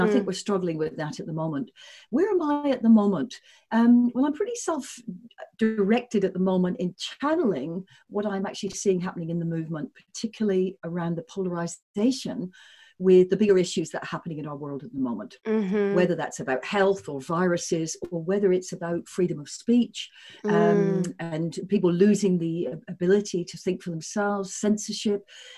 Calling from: Sydney, New South Wales, Australia; I'm calling in from Sydney, Australia.

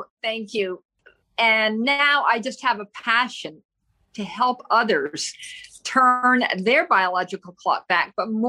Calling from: Tampa, Florida, United States; I'm speaking from Tampa, Florida

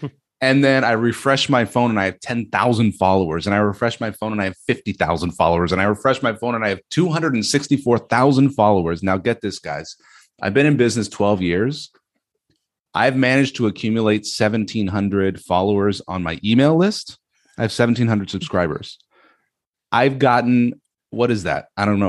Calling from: Gatineau, Quebec, Canada; This is Gatineau, Quebec. We speak French here.

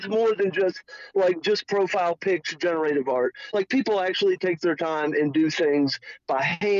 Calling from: New Mexico, United States; calling from New Mexico.

